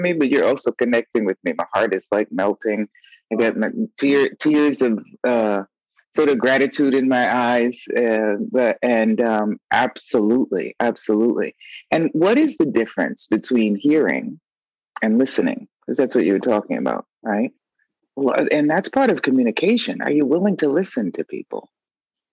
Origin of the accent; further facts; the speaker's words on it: Boston, Massachusetts, United States; moved away as an adult; also born or lived in New York; now in Italy; I was born and raised in Boston, Roxbury, Massachusetts